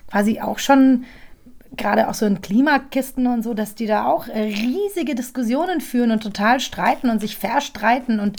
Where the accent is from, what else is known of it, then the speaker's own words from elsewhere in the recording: Munich, Bavaria, Germany; Also ich finde München auch. Ich lasse nichts auf mein München kommen. München, du meine Heimat, du.